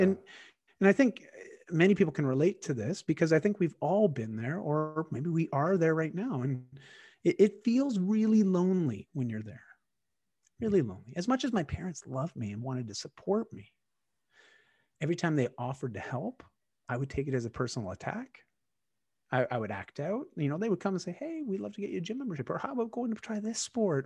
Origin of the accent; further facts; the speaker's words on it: Canada; accent: Canadian; I am Canadian and, uh, my accent, uh, comes through at times.